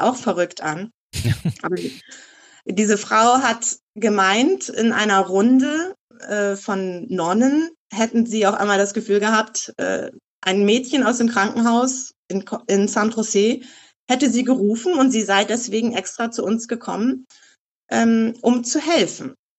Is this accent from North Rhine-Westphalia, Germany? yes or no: no; Eckernförde, Schleswig-Holstein, Germany; moved away as an adult; also born or lived in Hamburg / Costa Rica / Czech Republic; ich komme aus Eckernförde, obwohl ich hier nicht geboren bin. Ich bin so seit meinem dritten, vierten Lebenstag dann in Eckernförde auch angekommen.